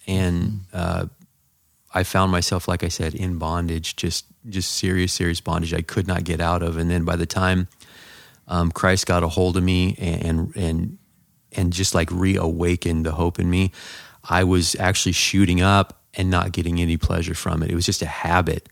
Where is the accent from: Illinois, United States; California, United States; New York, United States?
California, United States; Southern; I grew up in Southern California.